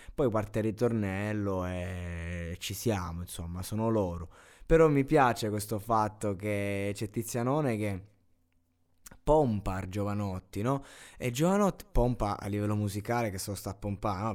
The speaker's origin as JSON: {"language": "Italian", "area": "near Giulianova", "region": "Abruzzo", "country": "Italy", "said": "a Giulianova, a dieci chilometri da, dal mio paese, dalla mia città"}